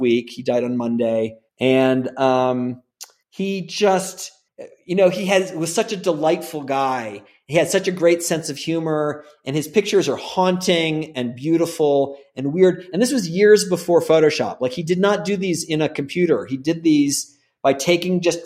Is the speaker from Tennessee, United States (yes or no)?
no; Gainesville, Florida, United States; also born or lived in Bay Area, California / Los Angeles / San Francisco; now in Santa Fe, United States; I'm from Gainesville, Florida